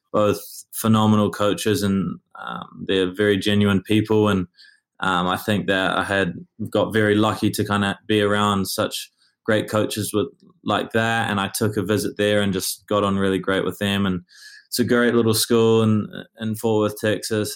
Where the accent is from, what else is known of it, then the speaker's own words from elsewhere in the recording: Auckland, New Zealand; moved away; I grew up in Auckland